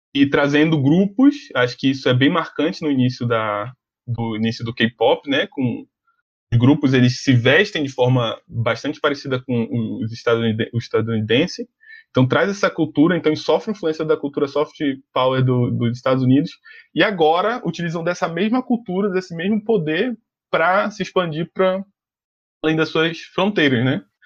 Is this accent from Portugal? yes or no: no; Brazil; nós como brasileiros